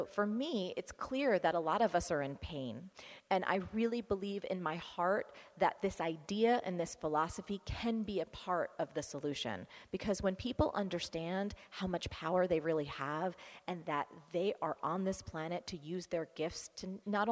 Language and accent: English; New Jersey, United States; I am from New Jersey